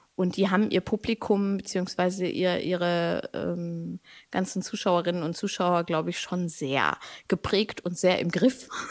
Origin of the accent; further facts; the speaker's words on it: Braunschweig, Lower Saxony, Germany; now in Hannover, Germany; ich bin in Braunschweig aufgewachsen, in Hannover geboren